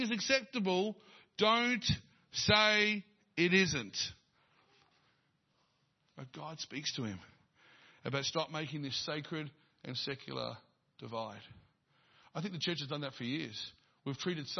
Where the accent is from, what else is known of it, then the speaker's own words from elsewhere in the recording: Dandenong, Victoria, Australia; I was born in Dandenong